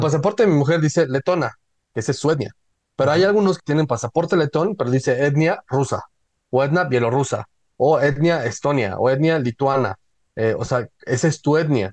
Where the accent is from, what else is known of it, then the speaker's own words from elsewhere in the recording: Mexico; Todos somos mexicanos